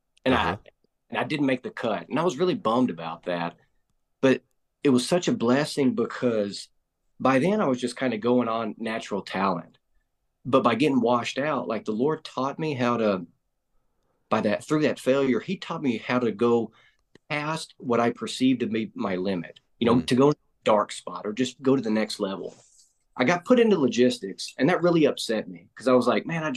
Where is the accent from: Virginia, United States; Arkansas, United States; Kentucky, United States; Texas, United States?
Arkansas, United States; Arkansas Delta, United States; Born and raised here in Arkansas, grew up on a family farm in the Arkansas Delta, about an hour west of Memphis, Tennessee